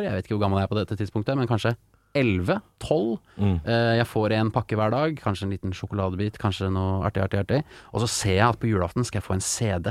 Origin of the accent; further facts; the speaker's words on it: Porsgrunn, Telemark, Norway; jeg er den eneste fra Porsgrunn som skal hit